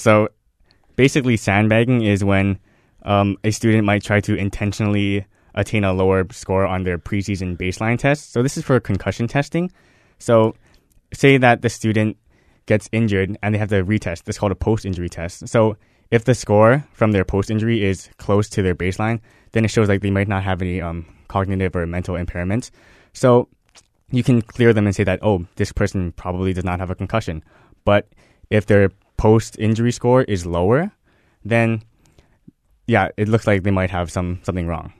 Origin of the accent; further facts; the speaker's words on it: Waipahu, Hawaii, United States; moved away as an adult; also born or lived in Nebraska; I'm from Waipahu, Hawaii. I went to Pearl City High School